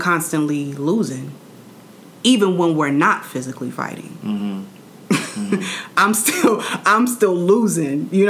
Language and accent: English; New York City, New York, United States; I'm from Queens, New York